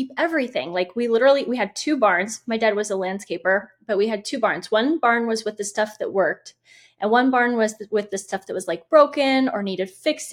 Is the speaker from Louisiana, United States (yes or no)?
no; Indiana, United States; when we moved back to Indiana, which is my home state